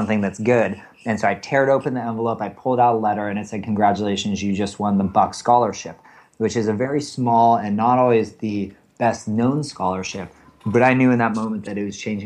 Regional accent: Bay Area, California, United States; now in San Francisco, United States; I'm actually from the Bay Area, which is fairly rare for those of us who now live in San Francisco

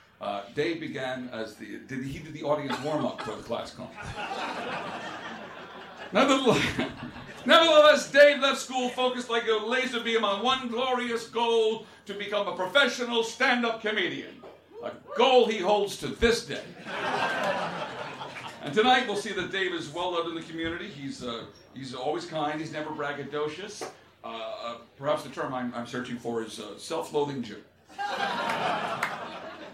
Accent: England, United Kingdom; I'm English

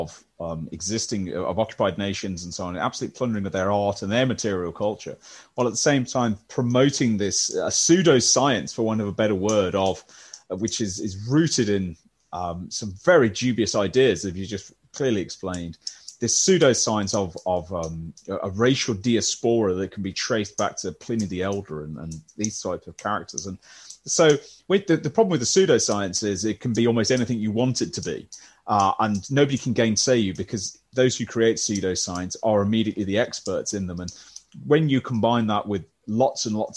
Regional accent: West Midlands, United Kingdom; Or a Midlander, I'm afraid. Baggy. If those of you who follow football know what that means, and Midlander through and through

